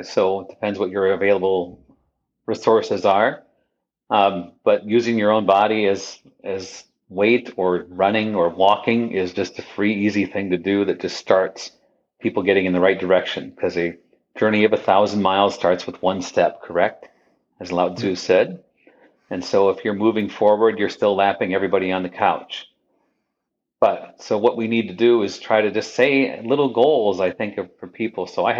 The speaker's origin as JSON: {"language": "English", "region": "Midwest", "country": "United States", "said": "You know, I'm a Midwesterner"}